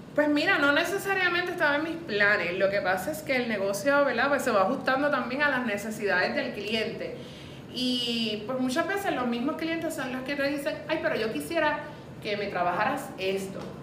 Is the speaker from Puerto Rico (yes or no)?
yes; San Juan, Puerto Rico; moved away as an adult; now in Cidra, Puerto Rico; Soy original de San Juan